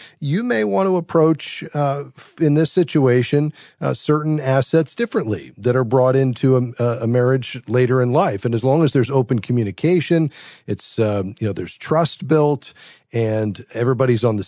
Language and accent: English; Fort Lauderdale, Florida, United States; Fort Lauderdale, Florida, my hometown